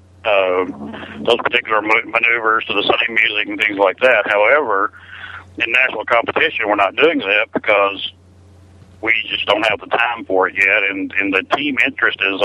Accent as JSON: {"language": "English", "region": "Alabama", "country": "United States", "tie": "born or raised there", "moved": "yes", "lives_now": "Texas, United States", "said": "I was born in Alabama"}